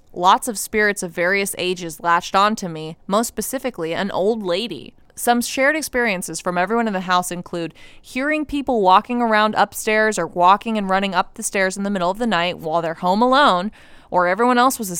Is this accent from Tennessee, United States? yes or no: no; Ohio, United States; born there; Some more context, I was born in Ohio, which is haunted AF, and I have so many stories from Ohio. Now I live in Florida